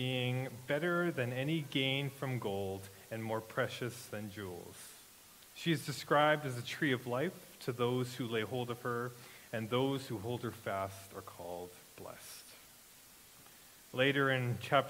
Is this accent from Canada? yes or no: yes; Regina, Saskatchewan, Canada; now in Grunthal, Canada; I grew up in Regina